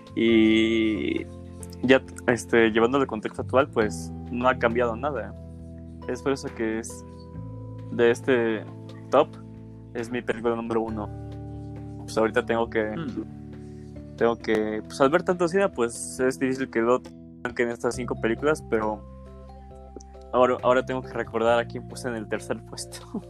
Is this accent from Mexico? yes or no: yes; Mexico; mi país